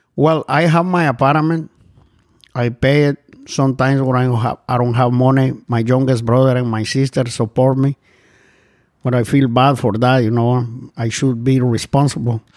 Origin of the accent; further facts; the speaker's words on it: Guatemala; moved away as an adult; I'm from Central America, Guatemala